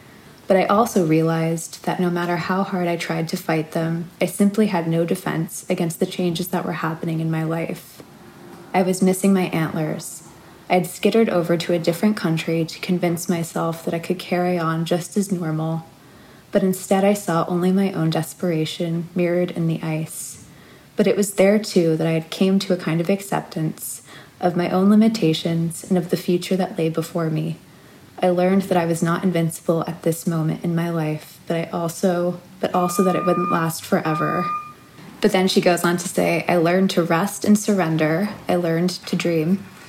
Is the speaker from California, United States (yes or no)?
no; New York City, New York, United States; getting to know my city again, I've been really, really mindful of how I re-enter life as a New Yorker.